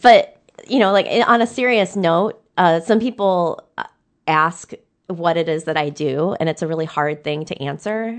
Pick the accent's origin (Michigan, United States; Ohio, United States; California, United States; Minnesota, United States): Michigan, United States; Downriver; I'm from Down River and we have the river.